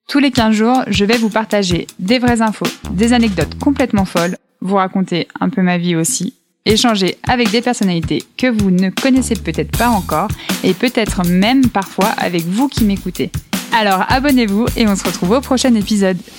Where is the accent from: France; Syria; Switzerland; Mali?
France; Savoie, Auvergne-Rhône-Alpes; je suis savoyarde